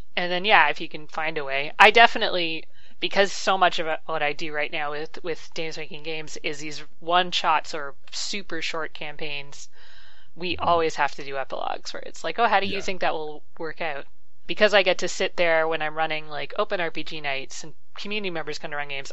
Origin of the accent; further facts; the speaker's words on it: Canada; I'm Canadian